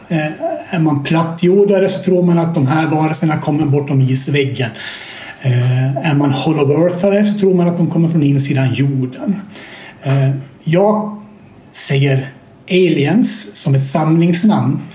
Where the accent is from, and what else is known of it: Sweden